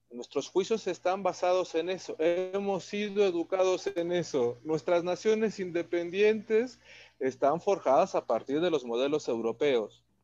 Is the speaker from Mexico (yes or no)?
yes; Mexico